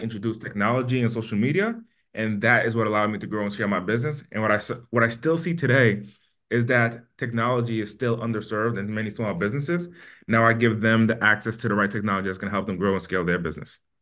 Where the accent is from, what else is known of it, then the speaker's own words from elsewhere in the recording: Haiti; now in Las Vegas, United States; I'm from Haiti, and my family's from Haiti